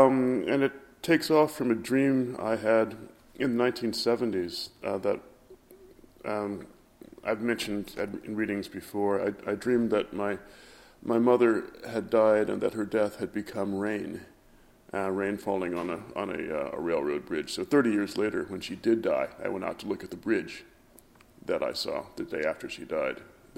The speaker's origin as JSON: {"language": "English", "region": "Ohio", "country": "United States", "moved": "yes", "said": "I'm from Ohio"}